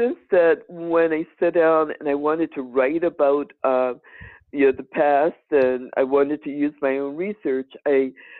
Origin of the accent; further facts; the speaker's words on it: Danville, Virginia, United States; now in Albany, United States; Danville, Virginia, my hometown